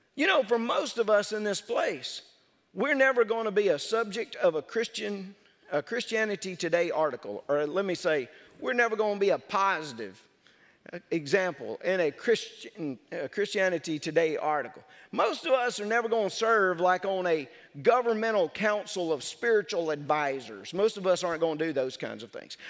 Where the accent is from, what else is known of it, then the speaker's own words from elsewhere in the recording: North Mississippi, United States; moved away as an adult; also born or lived in South Louisiana; I could go back to North Mississippi. They wouldn't make fun of my accent like they did down in South Louisiana